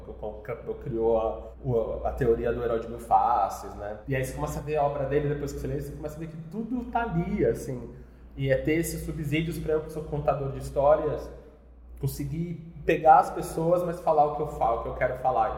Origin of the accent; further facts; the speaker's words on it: a town an hour from São Paulo, Brazil; bem novo, meus pais mudaram para uma cidade que é uma horinha de São Paulo